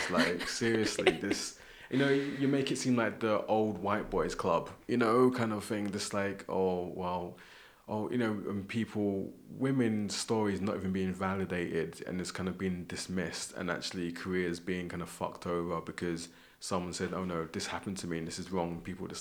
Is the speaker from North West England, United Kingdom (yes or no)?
no; London, United Kingdom; moved away as an adult; now in Scotland, United Kingdom; growing up in London